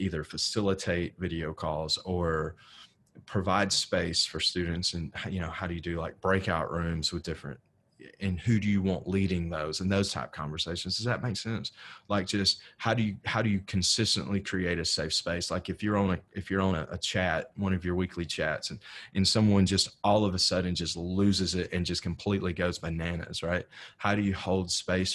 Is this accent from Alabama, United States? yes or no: yes; North Alabama, United States; moved away; also born or lived in West Texas; So I'm originally from North Alabama